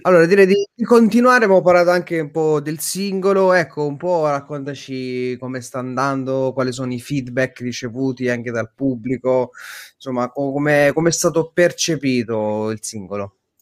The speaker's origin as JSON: {"language": "Italian", "town": "Naples", "region": "Campania", "country": "Italy", "said": "Io sono napoletano, io sono... rimango napoletano"}